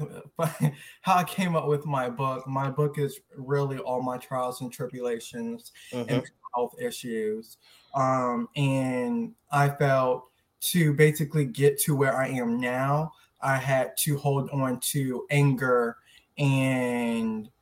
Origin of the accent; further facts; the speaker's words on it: Tampa, Florida, United States; now in Orlando, United States; I'm from Tampa, Florida, but I currently reside in Orlando, Florida